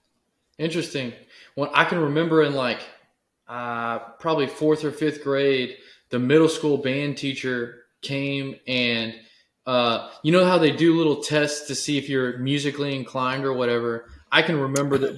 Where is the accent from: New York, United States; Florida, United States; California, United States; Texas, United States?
Texas, United States